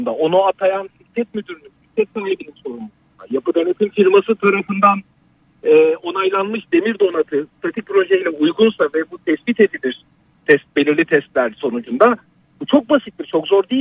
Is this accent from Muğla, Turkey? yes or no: no; Gaziantep, Turkey; Ben Antepliyim bu arada.